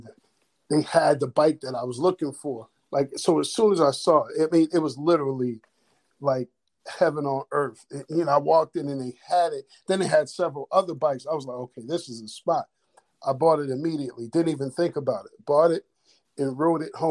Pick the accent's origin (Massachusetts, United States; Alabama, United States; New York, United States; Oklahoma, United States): Massachusetts, United States; Springfield; I grew up in Springfield, Mass.